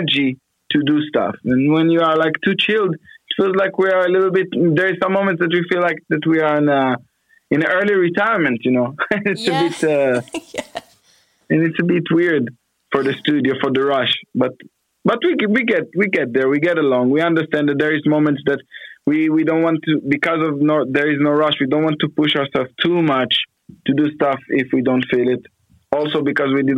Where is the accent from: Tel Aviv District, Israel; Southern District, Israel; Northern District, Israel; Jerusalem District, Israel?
Northern District, Israel; Afula; moved away as an adult; now in Sao Paulo, Brazil; I was born in Israel, in Afula.